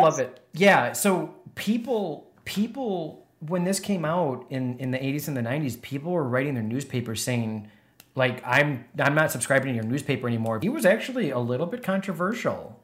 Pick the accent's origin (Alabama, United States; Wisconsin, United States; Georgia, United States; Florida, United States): Wisconsin, United States; being born and raised in Wisconsin